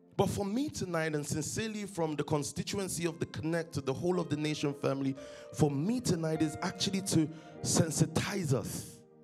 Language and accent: English; London, United Kingdom; from Stockwell, born in London, um, 1990.